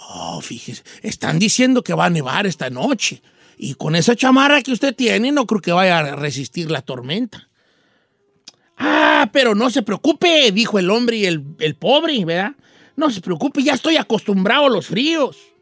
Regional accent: Michoacán, Mexico; como yo soy de Michoacán, ya somos muy especiales para las carnitas

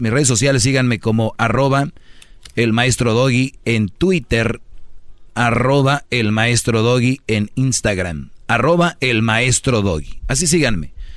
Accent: Mexico; nosotros, los mexicanos, latinos

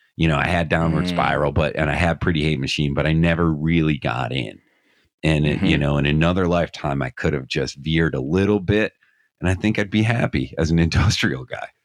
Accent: Scranton, Pennsylvania, United States; I'm from Scranton, Pennsylvania

